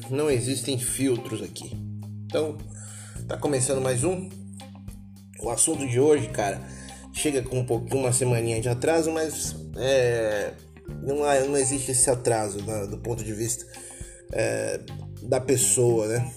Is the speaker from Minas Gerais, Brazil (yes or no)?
no; Taboão da Serra, São Paulo, Brazil; sou uma pessoa que fui criado é, numa, numa Taboão da Serra, uma cidade é, com as suas zonas periféricas aqui de São Paulo.